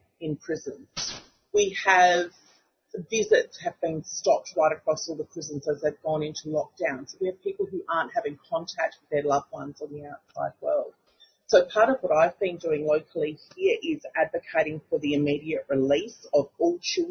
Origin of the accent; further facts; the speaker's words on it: Kaurna land, South Australia, Australia; I'm a Gunditjmara woman born and raised on Kaurna land